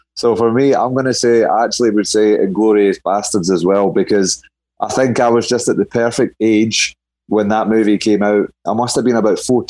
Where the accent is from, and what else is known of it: Scotland, United Kingdom; moved away as an adult; also born or lived in Stirling, Scotland; now in Los Angeles, United States